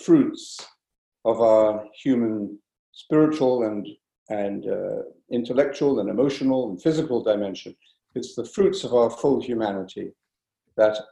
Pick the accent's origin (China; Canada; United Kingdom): United Kingdom; London; also born or lived in Cork; now in France; I was born actually in London